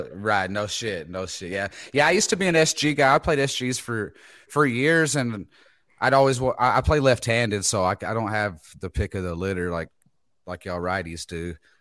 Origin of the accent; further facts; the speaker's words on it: Texas, United States; I'm from Texas.